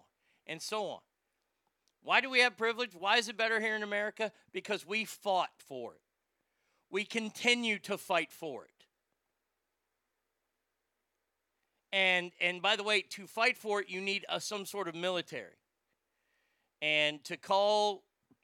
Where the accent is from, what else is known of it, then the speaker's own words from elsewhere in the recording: United States; I'm an American